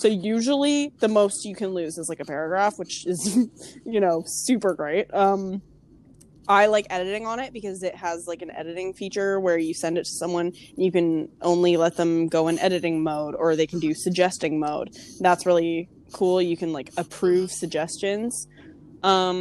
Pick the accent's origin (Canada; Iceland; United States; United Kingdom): Canada; I'm from Canada